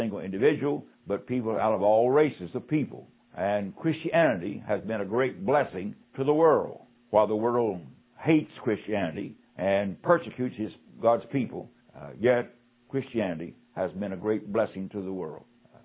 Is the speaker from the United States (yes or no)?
yes; West Virginia, United States; also born or lived in Arkansas; now in Mississippi, United States; West Virginia is my home state